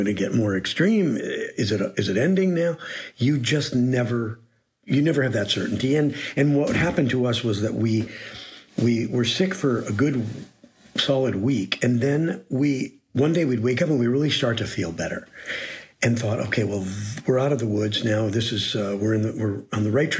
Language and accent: English; Green Bay, Wisconsin, United States; moved away as an adult; also born or lived in New Haven / Cambridge, Massachusetts / New York / Los Angeles; I was born in Green Bay, Wisconsin, and to a large family